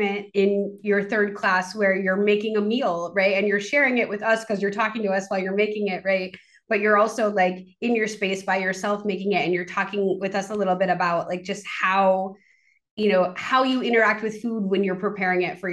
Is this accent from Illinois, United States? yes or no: no; Maine, United States; I grew up in Maine